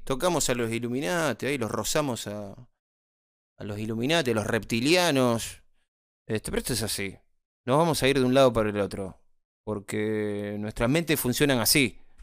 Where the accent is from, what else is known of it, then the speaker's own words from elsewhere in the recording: Argentina; Nosotros somos guasos, los argentinos somos guasos